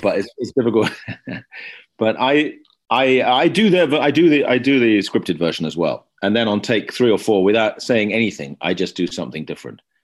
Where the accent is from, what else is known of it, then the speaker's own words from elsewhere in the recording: London, United Kingdom; I grew up in West London